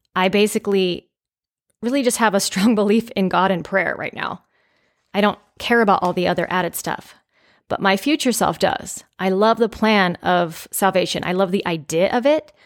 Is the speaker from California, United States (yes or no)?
yes; California, United States; growing up in California, I believe I was about six or seven years old